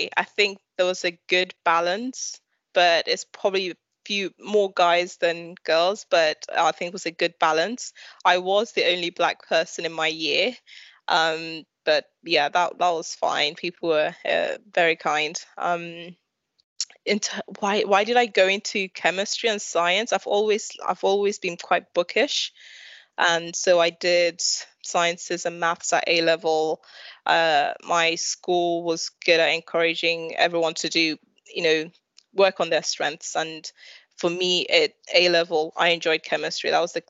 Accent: London, United Kingdom; Well, so in my primary school, it was very interesting because in East London, there were

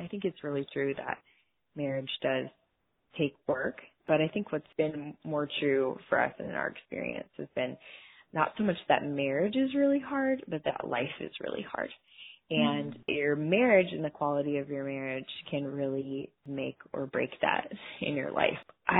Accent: Colorado, United States; moved away as an adult; now in Texas, United States; I'm originally from Colorado, but I've lived in the great state of Texas for the last 13 years. We live here with our three daughters, Maria, Claire, and Lucy.

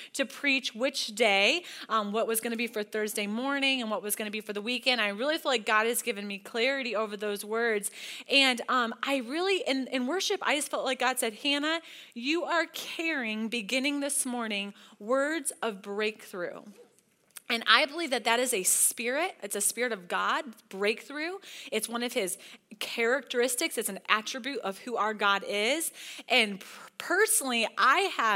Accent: Holly, Michigan, United States; moved away as an adult; now in Denver, United States; We're from Michigan. I don't know if you guys know that. And it was Holly High School. Y'all know Holly, Michigan

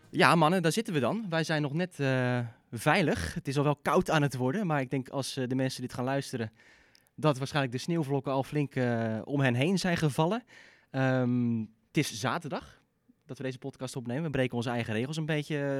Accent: Netherlands; als Nederlanders

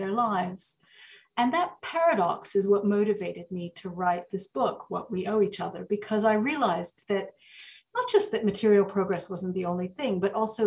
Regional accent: the American South, United States; also born or lived in Egypt; I actually grew up in the American South.

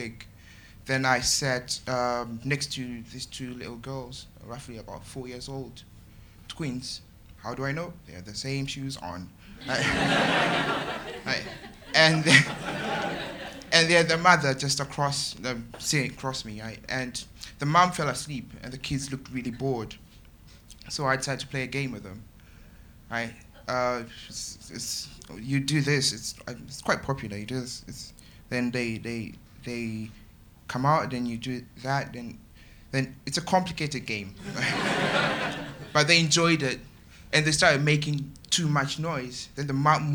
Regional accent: Zimbabwe; moved away as an adult; now in United Kingdom; I'm from Zimbabwe. I've been living here for 3 years.

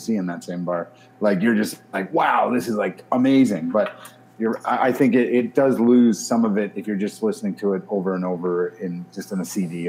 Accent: the Maritimes, Canada; I'm from the Maritimes

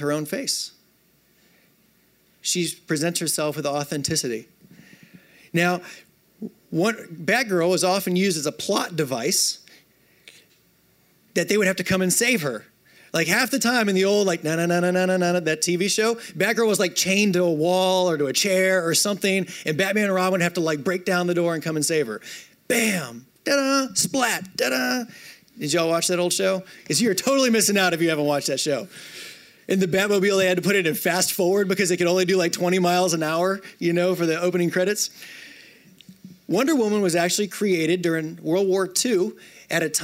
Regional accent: North Louisiana, United States; moved away as an adult; also born or lived in Oklahoma / Florida; I grew up in North Louisiana, spent some time

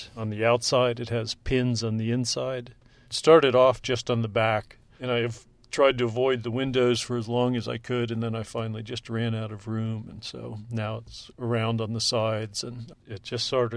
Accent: York, Pennsylvania, United States; also born or lived in Canal Zone, Panama; moved back to the United States when I was 3 years old, and grew up in York, Pennsylvania, back east.

